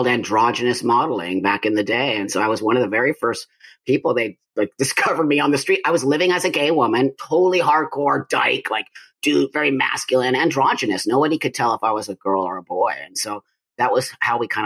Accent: Los Angeles, California, United States; I was born in 1962 in Los Angeles, California, in the San Fernando Valley. I grew up there

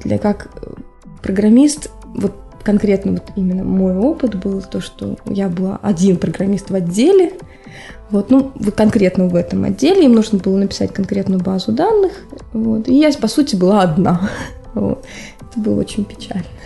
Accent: Dnipro, Dnipropetrovsk Oblast, Ukraine; also born or lived in Murmansk, Russia / Petrozavodsk, Russia; now in Finland; я вообще сама с Украины, с Днепропетровска

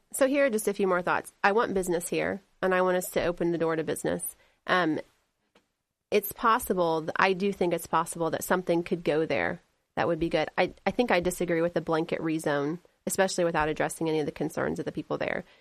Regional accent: Delaware County, Indiana, United States; now in Henry County, United States; I grew up in Delaware County.

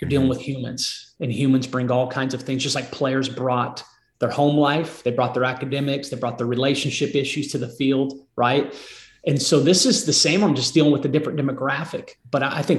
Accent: Marysville, United States; moved away as an adult; now in Nashville, United States; My wife and I both were born and raised in Marysville.

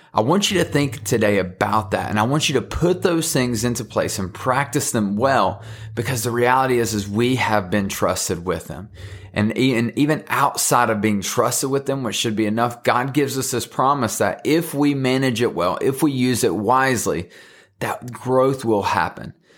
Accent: Thomasville, North Carolina, United States; I'm from Thomasville, North Carolina

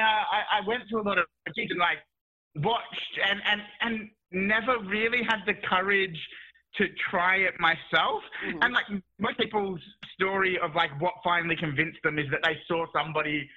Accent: Australia; moved away as an adult; now in United Kingdom; I'm Australian originally

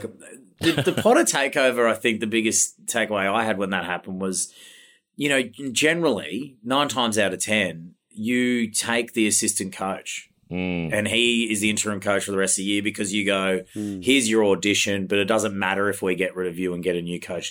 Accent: Queensland, Australia; as a Queenslander

